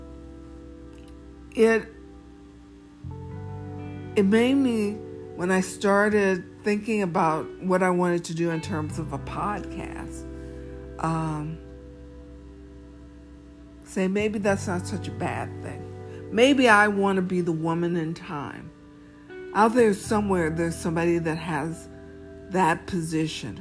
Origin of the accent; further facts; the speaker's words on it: the South, United States; we are African American in the South.